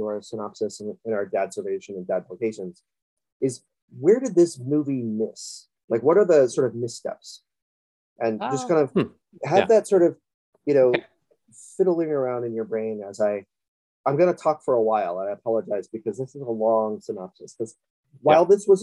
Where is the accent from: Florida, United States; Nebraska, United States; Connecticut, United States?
Florida, United States; Miami; I am from Miami